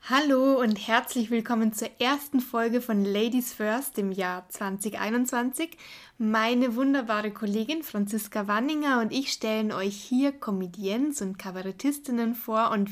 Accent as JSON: {"language": "German", "country": "Italy", "said": "Ich bin Italienerin mit schwäbischem Migrationshintergrund"}